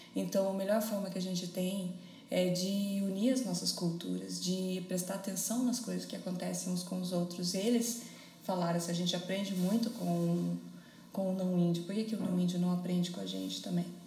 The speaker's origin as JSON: {"language": "Portuguese", "region": "São Paulo", "country": "Brazil", "moved": "yes", "lives_now": "Paraná, Brazil", "said": "eu sou paulista"}